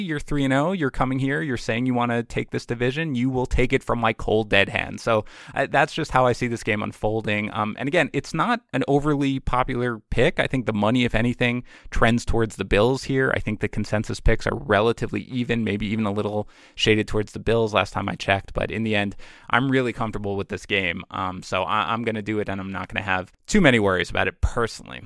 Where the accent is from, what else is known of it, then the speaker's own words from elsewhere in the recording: New York City, New York, United States; moved away; I'm from Queens